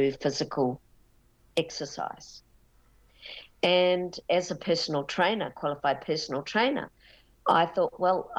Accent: Auckland, New Zealand; I was born in Auckland and in a western suburb.

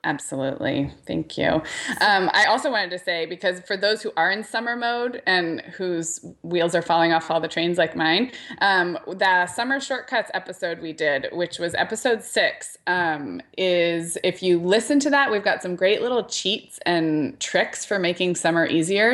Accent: Santa Barbara, California, United States; moved away; Santa Barbara, which is my hometown, that the skating rink that I grew up going to birthday parties

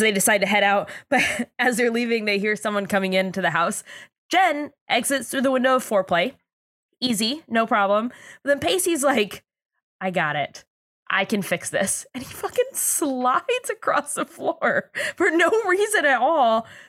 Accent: Oceanside, California, United States; I'm from Oceanside.

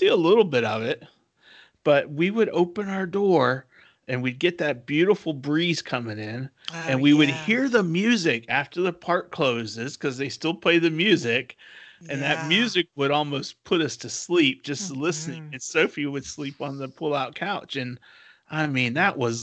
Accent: Raleigh, North Carolina, United States; we're from Raleigh, North Carolina

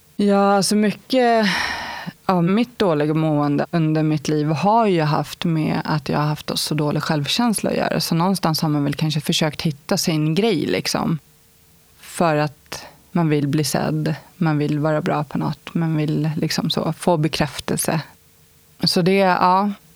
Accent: Stockholm, Stockholm County, Sweden; Jag kommer från Stockholm. Bagarmossen startade jag mitt liv

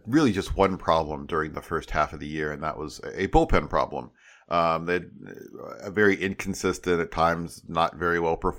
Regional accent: Chicago, Illinois, United States; From Chicago. I'm a Chicagoan

